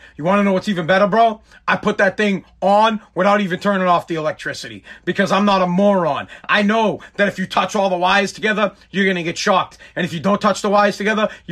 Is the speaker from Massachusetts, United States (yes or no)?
yes; right outside of Boston, Massachusetts, United States; I'm from Boston, Massachusetts, wherever, right outside of Boston